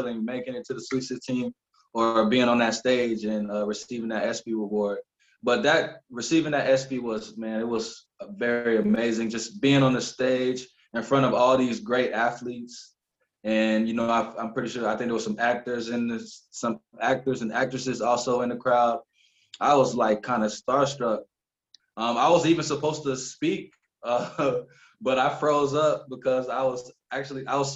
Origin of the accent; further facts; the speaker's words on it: United States; moved away as an adult; now in Romania; I'm like the only American on my team